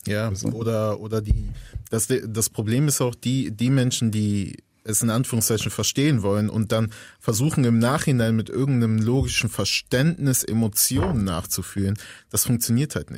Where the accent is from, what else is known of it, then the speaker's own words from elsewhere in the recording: Germany; ich bin Deutscher